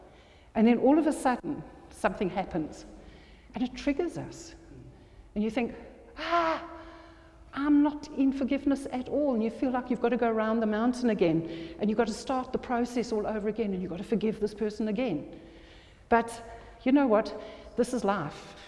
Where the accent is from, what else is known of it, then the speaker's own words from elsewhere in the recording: South Africa; moved away; also born or lived in this country (birthplace, unnamed); went to South Africa, and I grew up in South Africa